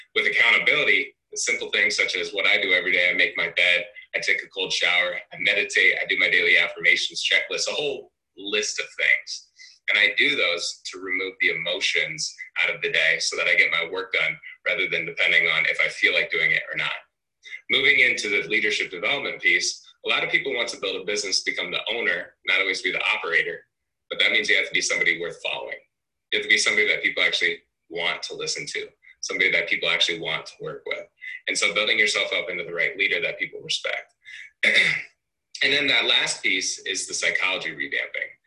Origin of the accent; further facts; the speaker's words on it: Cedar Rapids, Iowa, United States; I'm actually from Cedar Rapids, Iowa